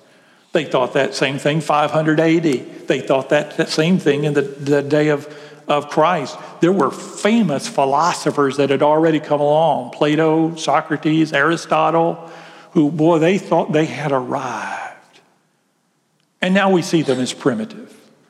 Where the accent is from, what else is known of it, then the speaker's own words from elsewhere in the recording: Graham, United States; And so you couldn't just go down and Graham. I grew up in Graham.